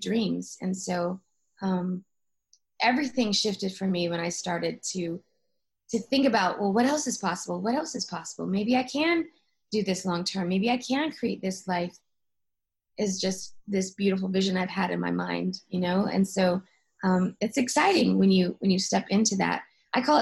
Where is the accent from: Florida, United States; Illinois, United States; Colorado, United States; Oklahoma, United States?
Oklahoma, United States; Oklahoma City; my hometown in Oklahoma City, where I'm from